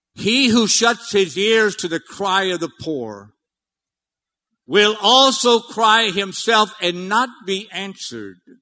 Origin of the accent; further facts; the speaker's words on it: Cajun, Louisiana, United States; I'm Cajun. I'm big time Cajun.